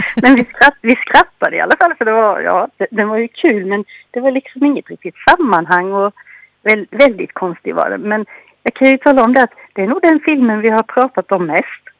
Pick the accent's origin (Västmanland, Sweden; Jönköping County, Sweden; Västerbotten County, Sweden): Jönköping County, Sweden; Anderstorp; moved away; also born or lived in Gränna; där jag kommer ifrån, jag är från eh, Anderstorps Gislaved